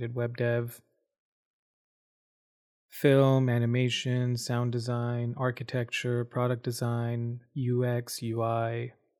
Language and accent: English; Dubai, United Arab Emirates; also born or lived in India / Abu Dhabi / Saudi Arabia; I grew up in Dubai, Abu Dhabi, both of which are big cities in the United Arab Emirates, UAE, in the Middle East. I was born in India. My family moved to the Middle East in 95.